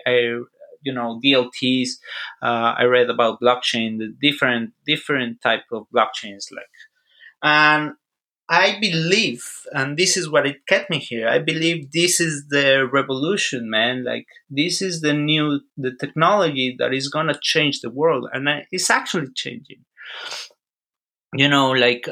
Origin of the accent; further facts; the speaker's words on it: Mexico; moved away as an adult; also born or lived in Texas; I am from Mexico, but I live in Texas for quite some time, like 8 years.